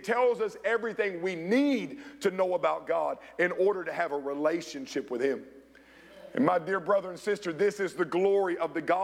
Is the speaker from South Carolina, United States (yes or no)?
yes; Rock Hill, South Carolina, United States; my hometown of Rock Hill, South Carolina